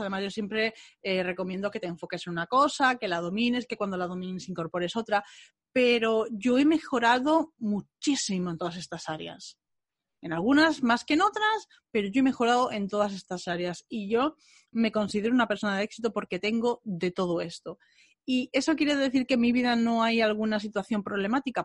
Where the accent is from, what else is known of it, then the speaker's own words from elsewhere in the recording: Bilbao, Basque Country, Spain; moved away; Me fui a Bilbao a ver a mi familia, a ver a mi tierra